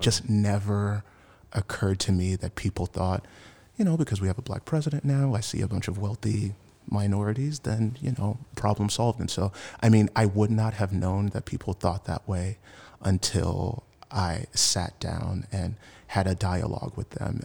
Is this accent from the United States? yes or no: yes; Washington, District of Columbia, United States; moved away as an adult; now in San Francisco Bay Area, United States; I'm originally from Washington, D C. I've been in the Bay for about seven years now.